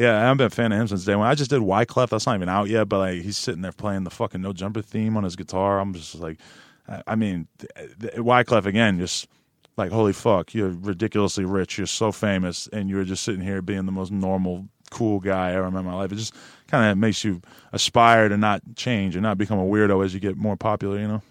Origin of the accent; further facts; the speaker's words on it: Nashua, New Hampshire, United States; now in Los Angeles, United States; where I grew up in New Hampshire